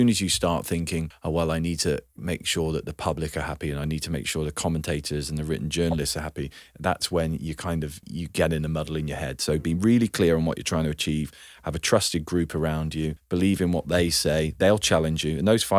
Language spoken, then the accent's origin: English; South West England, United Kingdom; So I'm from Gloucestershire, and Cheltenham was like one of the big clubs.